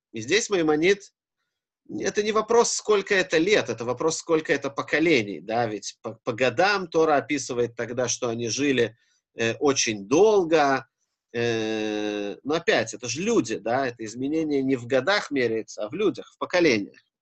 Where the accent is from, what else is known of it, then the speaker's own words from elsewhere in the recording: Israel; Я рос в Израиле и в религиозном